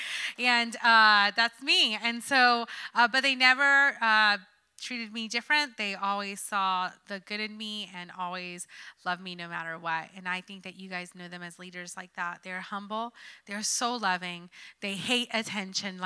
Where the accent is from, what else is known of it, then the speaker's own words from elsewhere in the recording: New Jersey, United States; moved away; I'm a city girl after all. I'm from Jersey